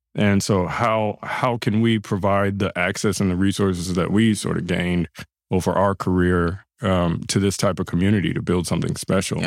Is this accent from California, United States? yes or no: yes; Los Angeles, California, United States; I grew up, born and raised in South LA. That's uh, Gardena and then Ladera Heights